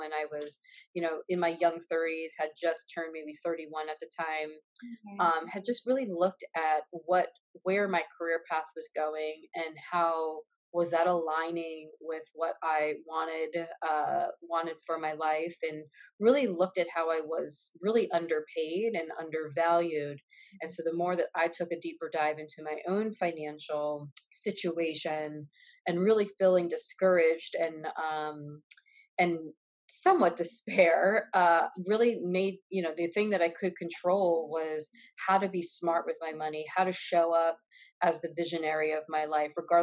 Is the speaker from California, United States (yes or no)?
no; New York, United States; now in Los Angeles, United States; I am here living in Los Angeles. I'm originally from New York.